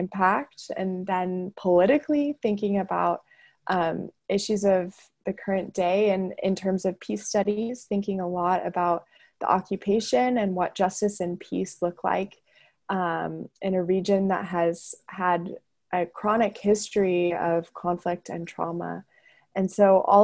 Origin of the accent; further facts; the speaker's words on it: Wheaton, Illinois, United States; moved away; I am originally from Wheaton, Illinois, which is a suburb of Chicago